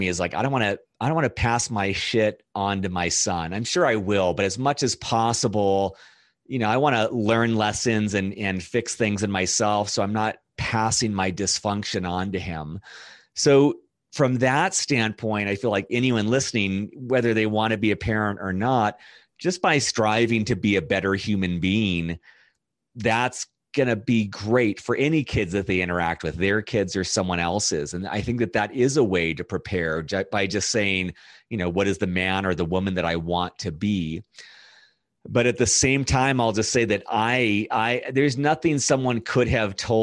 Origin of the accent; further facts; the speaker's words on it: Fullerton, California, United States; moved away as an adult; also born or lived in East Coast; now in Denver, United States; I was born in Southern California in a city called Fullerton. I had an older brother and two parents. And I don't really know what to say about the upbringing. I lived there until I was 18